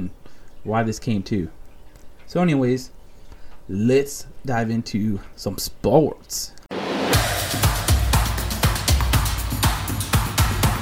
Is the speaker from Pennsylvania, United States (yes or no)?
no; Rhode Island, United States; now in North Carolina, United States; I'm originally from the Great White North, a.k.a. Rhode Island, New England